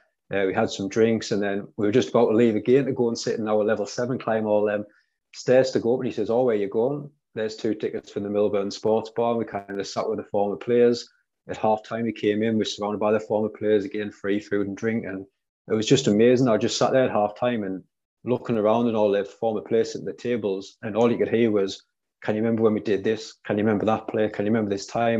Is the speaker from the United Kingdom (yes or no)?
yes; Durham, North East England, United Kingdom; I'm originally from Durham, so it's quite a small area.